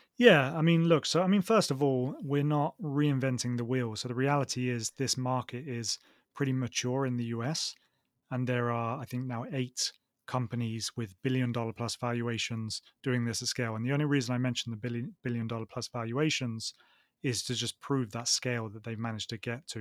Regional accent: Oxford, South East England, United Kingdom; accent: southern; moved away as an adult; also born or lived in Manchester; now in Barcelona, Spain; I'm from the UK, uh, from Oxford in the UK

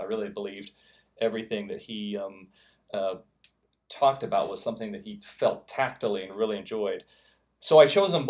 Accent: Midwest, United States; I grew up in the Midwest

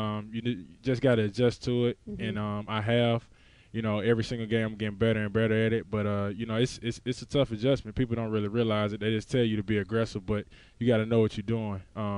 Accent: Mississippi, United States; accent: Mississippi; you know, when I go back, I look how far I've came. You know, the country roads, as you can tell by my accent, of Mississippi.

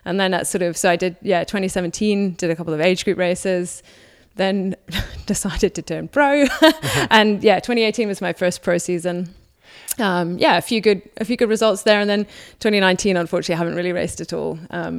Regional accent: Waiuku, Auckland, New Zealand; moved away as an adult; also born or lived in Whangarei / United Kingdom; So I was born in Whangarei, then grew up in Waiuku, and then in Auckland.

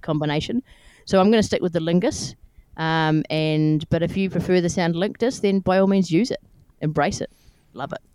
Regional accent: New Zealand; I'm from New Zealand

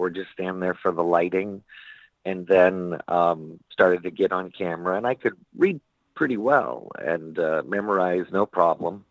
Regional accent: Palm Springs, California, United States; also born or lived in Sacramento, California / Los Angeles, California / Malibu, California; Palm Springs, California, born

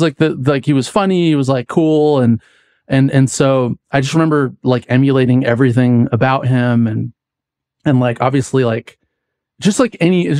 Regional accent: Healdsburg, California, United States; I grew up in Healdsburg, which is this like small wine country town, which is super bougie now. But when I was a kid, it was like no one knew where it is. It's, you know, there's not that many Black people there

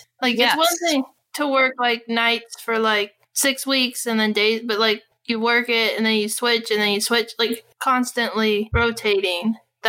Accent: California, United States; I'm from California, so that's a nice place to be.

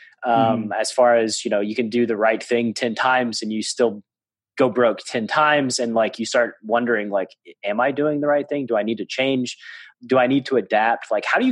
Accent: Tennessee, United States; I'm from Tennessee.

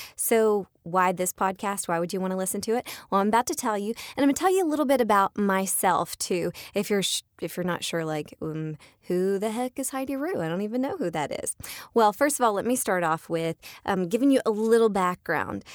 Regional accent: Atlanta, Georgia, United States; I live in Atlanta, I am a Georgia peach, I'm from Atlanta, I was born here

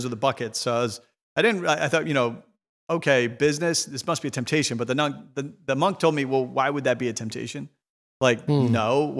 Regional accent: Ireland; Because, you know, as Catholic, especially as Irish people, you know, we're like, we don't think about business as good.

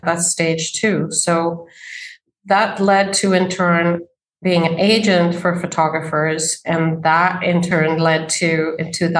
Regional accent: Sweden; moved away as an adult; now in New York City, United States; I grew up in Sweden as a daughter of two very artistic people

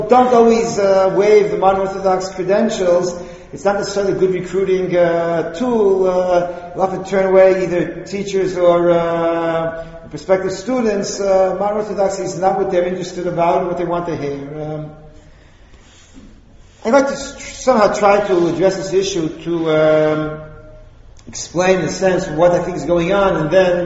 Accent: United States; now in Israel; I grew up a few blocks from here

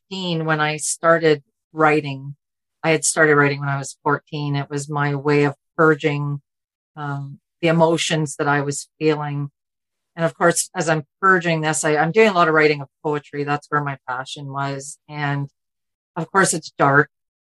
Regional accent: Ontario, Canada; Born and raised in Ontario

